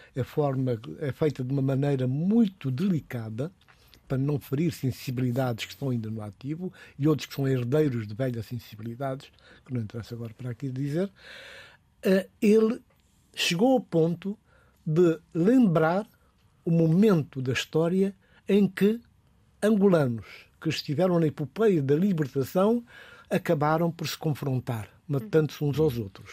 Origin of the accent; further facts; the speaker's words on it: Guinea-Bissau; na minha terra, na Guiné-Bissau